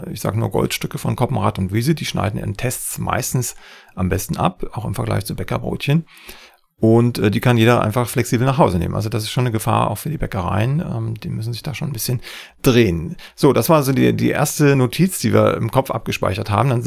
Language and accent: German; East Germany, Germany; als bei mir in meiner Heimat im, in Ostdeutschland.